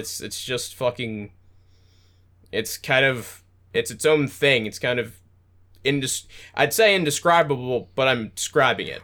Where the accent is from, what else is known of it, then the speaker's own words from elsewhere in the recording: United States; I'm American